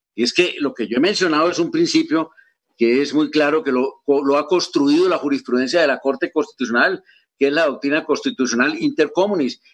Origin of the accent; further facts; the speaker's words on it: Colombia; como colombiano